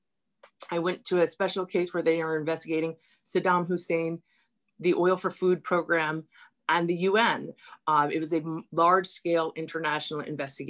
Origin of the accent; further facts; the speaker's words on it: New York City, New York, United States; I'm from a neighborhood. I'm from Stuyvesant Town.